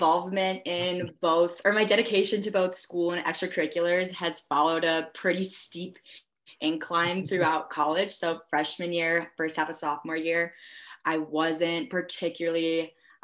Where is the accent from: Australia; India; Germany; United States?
United States; Chicago, Illinois; moved away as an adult; now in Minnesota, United States; I'm originally from the Chicagoland area, northern suburbs